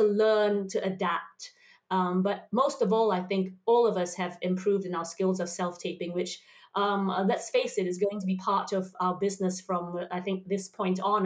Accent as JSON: {"language": "English", "country": "Singapore", "said": "in Singapore where we have multicultures there."}